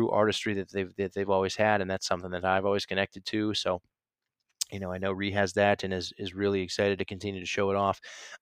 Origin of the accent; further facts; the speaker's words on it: Stark County, Northeast Ohio, United States; moved away as an adult; also born or lived in Chicago / Nashville; I am officially back in Ohio in the Stark County area. I won't give you the exact place, but Northeast Ohio